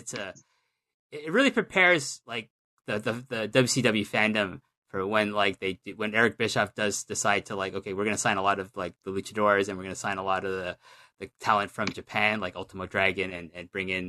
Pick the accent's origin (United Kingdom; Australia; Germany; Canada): Canada; as a Canadian